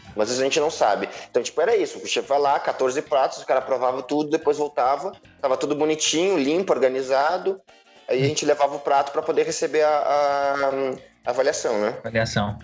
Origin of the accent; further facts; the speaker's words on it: Rio Grande do Sul, Brazil; sou gaúcho